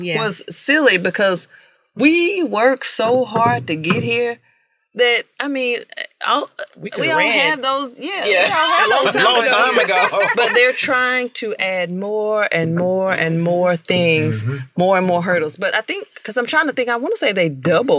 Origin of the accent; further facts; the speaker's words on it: Houston, Texas, United States; I'm from Southport